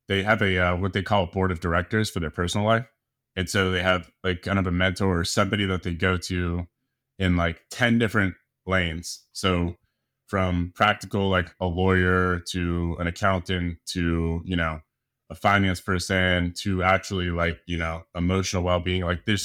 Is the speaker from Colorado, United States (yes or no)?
yes; Colorado, United States; also born or lived in San Diego; So yeah, I'm from San Diego and I've been out here for quite a while, grew up in Colorado